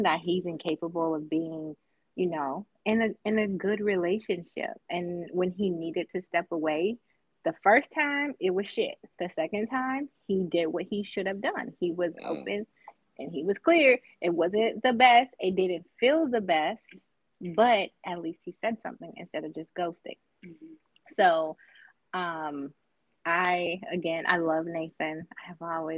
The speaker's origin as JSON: {"language": "English", "country": "United States", "said": "from Clark County"}